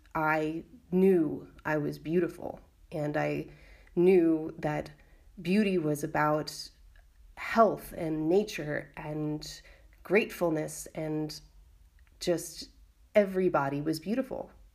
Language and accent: English; United States; now in Valencia, Spain; I'm an American artist and feminist activist living in Valencia, Spain